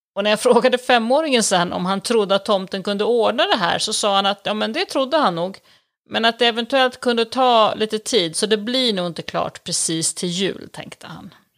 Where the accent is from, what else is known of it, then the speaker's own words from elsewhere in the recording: Sweden; now in Italy; som prästbarn ute på landet norr om Stockholm så växte jag